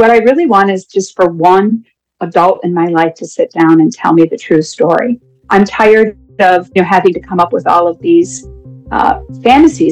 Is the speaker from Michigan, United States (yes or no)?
no; Dunkirk, New York, United States; I am from Dunkirk, New York, which is just south of Buffalo.